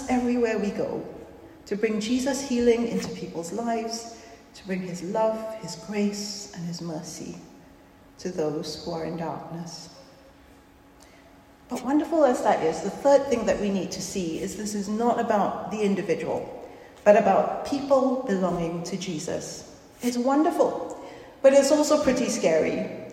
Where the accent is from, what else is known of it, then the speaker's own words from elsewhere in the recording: Singapore; moved away; I come from Singapore, which is a very small country of about 5 million people. And growing up, we were always told our country was very vulnerable